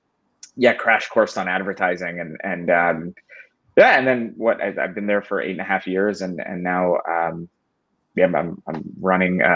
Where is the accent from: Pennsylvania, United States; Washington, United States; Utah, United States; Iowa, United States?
Pennsylvania, United States; Philadelphia; I'm from Philly